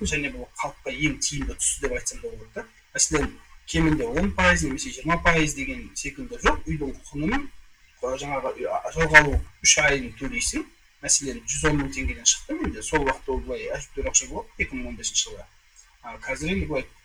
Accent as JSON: {"language": "Kazakh", "town": "Kyzylorda", "region": "Kyzylorda Region", "country": "Kazakhstan", "tie": "born or raised there", "also_born_or_lived": "Almaty, Kazakhstan", "moved": "yes", "lives_now": "Astana, Kazakhstan", "said": "бұған дейін алматыда тұрғанмын он сегіз жылдай туған жерім қызылорда"}